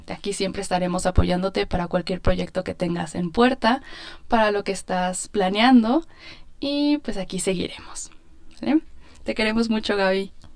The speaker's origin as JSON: {"language": "Spanish", "region": "State of Mexico", "country": "Mexico", "said": "soy del Estado de México"}